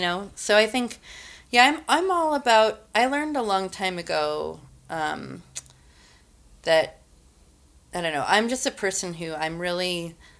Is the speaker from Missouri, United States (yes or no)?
no; Missoula, Montana, United States; also born or lived in Albuquerque, New Mexico; I grew up in Missoula, Schaefer's Market on the north side